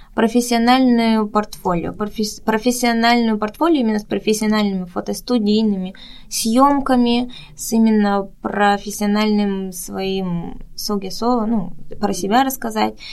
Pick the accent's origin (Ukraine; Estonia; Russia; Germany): Russia; moved away as an adult; also born or lived in Busan, South Korea; now in South Korea; я всегда говорю из России, из России